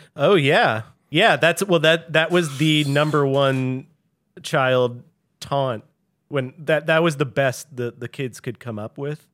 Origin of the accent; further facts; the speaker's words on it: St. Louis, Missouri, United States; I grew up in Saint Louis